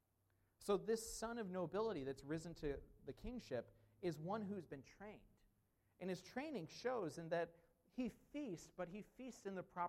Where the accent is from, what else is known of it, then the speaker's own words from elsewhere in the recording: United States; I'm an American